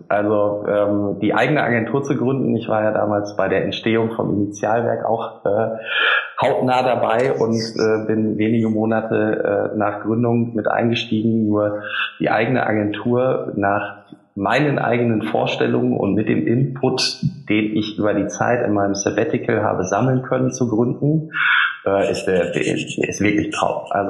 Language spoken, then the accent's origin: German; Lower Saxony, Germany; now in Düsseldorf, Germany; Da ich ja auch nur zugezogener Düsseldorfer bin und kein echtes ah. rheinisches Kind, ich komme aus dem Emsland. Der eine oder andere mag es kennen. Wir haben äh, mehr Schweine und Hühner als Einwohner.